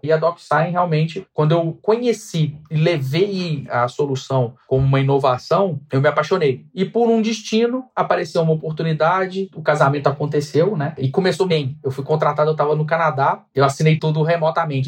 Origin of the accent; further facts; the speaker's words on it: Minas Gerais, Brazil; now in São Paulo, Brazil; eu sou mineiro, vocês não devem ter reparado pelo sotaque, mas eu sou mineiro